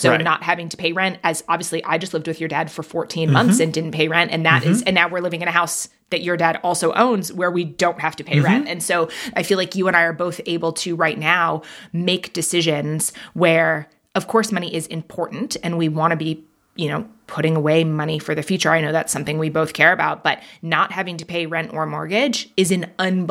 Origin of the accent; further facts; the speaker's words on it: Manhattan, New York, United States; also born or lived in London, United Kingdom; I grew up in Manhattan and in London, to have the money to buy a home in a place like that, that's just wild.